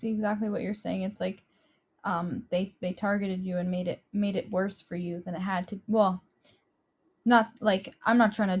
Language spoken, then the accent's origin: English; Hamilton, Ontario, Canada; I'm from east side of Hamilton too, so I already know like people I'm from there, and I'm white